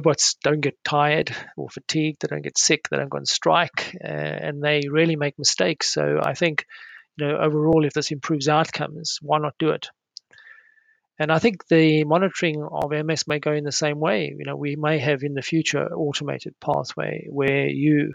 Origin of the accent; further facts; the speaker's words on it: South Africa; now in United Kingdom; as a child growing up in South Africa.